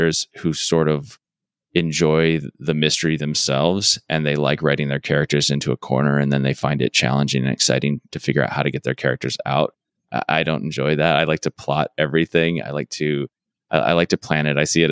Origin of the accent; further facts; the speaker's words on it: Arizona, United States; I'm from Arizona